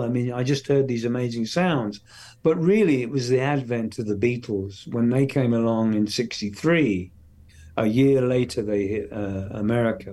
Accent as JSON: {"language": "English", "region": "a very remote part of England", "country": "United Kingdom", "tie": "born or raised there", "also_born_or_lived": "London", "said": "I was born and raised in London, and then we moved to the country from. So from when I was about seven to seventeen, I've lived in this very remote part of England"}